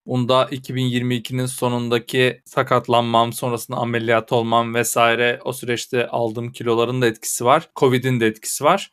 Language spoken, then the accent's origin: Turkish; Erzurum, Turkey; Bir memleketlim olarak bir Erzurumlu olarak